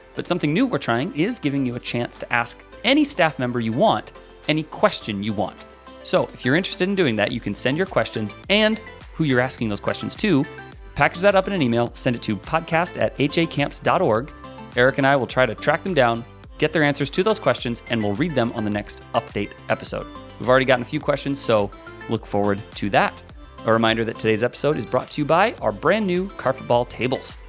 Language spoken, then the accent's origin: English; near Meriden, Iowa, United States; That's near my hometown